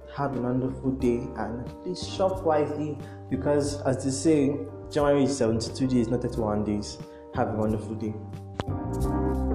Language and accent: English; Nigeria; as Nigerian